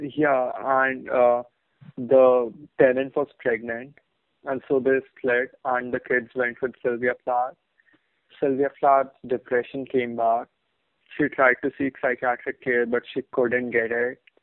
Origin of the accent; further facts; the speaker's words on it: Bahrain; In Bahrain, we had this fucking uh, we had this Malu magazine